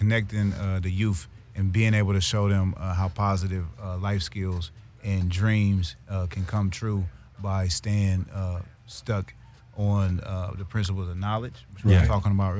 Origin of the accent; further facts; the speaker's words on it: Columbus, Ohio, United States; moved away as an adult; now in Los Angeles, United States; I'm from Columbus, Ohio, Midwest area.